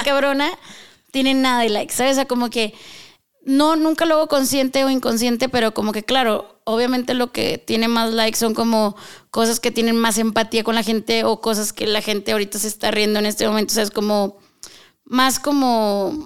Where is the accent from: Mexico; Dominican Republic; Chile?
Mexico; northern Mexico; moved away as an adult; now in Mexico City, Mexico; Soy norteña